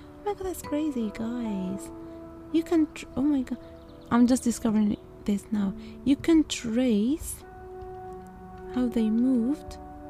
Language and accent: English; Algeria; someone asks us, where do you come from? And we said, Algerians, like, oh, Nigeria. No, Algeria.